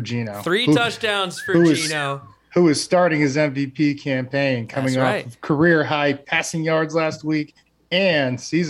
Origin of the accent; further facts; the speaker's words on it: East Coast, United States; moved away as an adult; now in Seattle, United States; I grew up on the East Coast